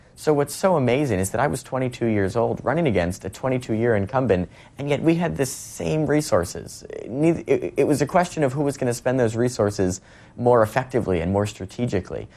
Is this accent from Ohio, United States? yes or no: no; Westport, Connecticut, United States; my hometown of Westport